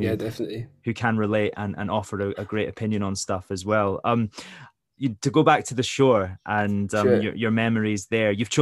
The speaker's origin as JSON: {"language": "English", "area": "Aberdeenshire", "region": "Scotland", "country": "United Kingdom", "tie": "born or raised there", "said": "I grew up in Aberdeenshire"}